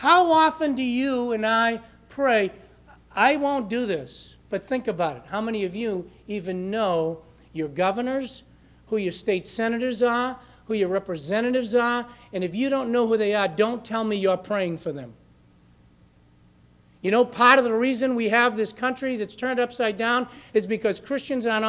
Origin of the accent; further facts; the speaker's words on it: Lawrence, Massachusetts, United States; I grew up in Lawrence